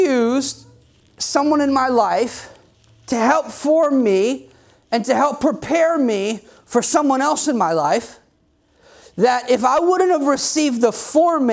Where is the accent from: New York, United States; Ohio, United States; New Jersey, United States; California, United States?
New Jersey, United States; I'm from New Jersey.